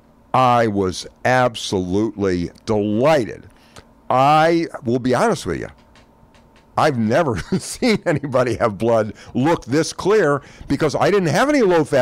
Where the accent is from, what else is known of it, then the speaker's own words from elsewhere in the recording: the South, United States; I was raised in the South.